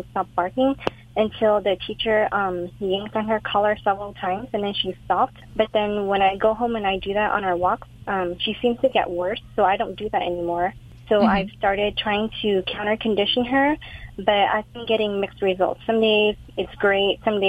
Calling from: Fullerton, California, United States; I'm calling from Fullerton.

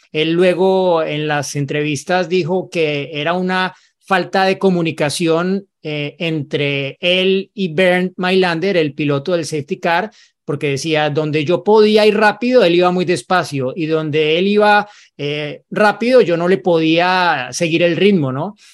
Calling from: Monterrey, Nuevo León, Mexico; Hola, formuleros. … de Monterrey, México.

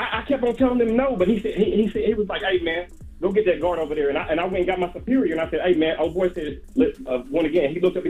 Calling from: Crown Heights, New York, United States; It's …, man. I'm calling from Crown Heights.

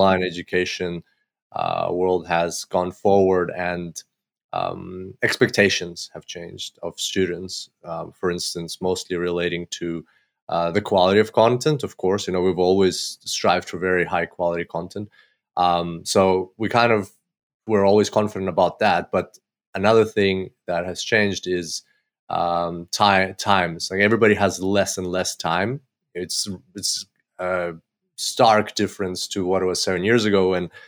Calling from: Gold Coast, Queensland, Australia; and I'm calling from Gold Coast, Australia.

